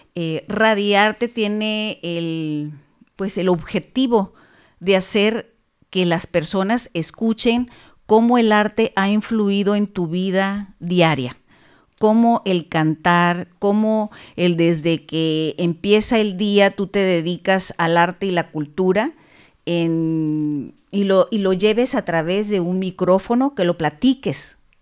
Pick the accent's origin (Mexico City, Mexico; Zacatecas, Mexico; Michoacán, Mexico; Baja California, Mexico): Baja California, Mexico; Tijuana; En una bella ciudad fronteriza que se llama Tijuana